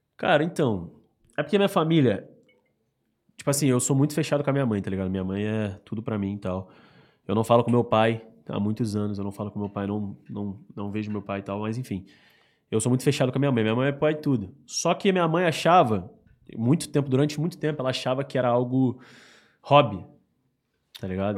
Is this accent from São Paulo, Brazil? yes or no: no; Rio de Janeiro, Brazil; also born or lived in Baixada Fluminense; Eu fui pra Rocinha quando eu tinha mais ou menos uns seis anos de idade